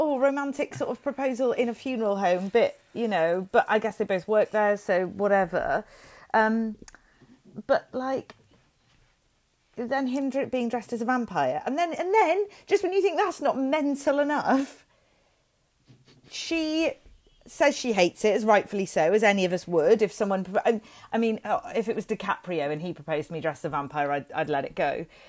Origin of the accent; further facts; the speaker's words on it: Welsh, Wales, United Kingdom; I am Welsh